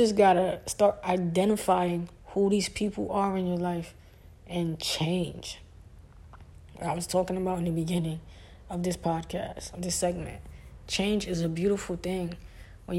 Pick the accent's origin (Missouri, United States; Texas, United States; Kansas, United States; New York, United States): New York, United States; New York City; I'm from Brooklyn